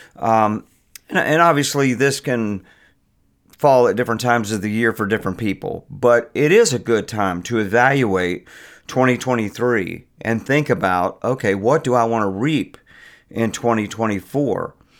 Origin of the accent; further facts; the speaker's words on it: Virginia Beach, Virginia, United States; moved away as an adult; now in Richmond, United States; I'm from Virginia Beach and, uh, the Norfolk area